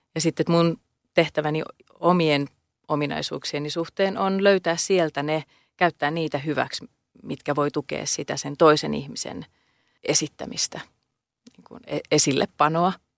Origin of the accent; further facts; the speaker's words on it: Helsinki, Uusimaa, Finland; Mä oon Pohjois-Helsingistä kotosin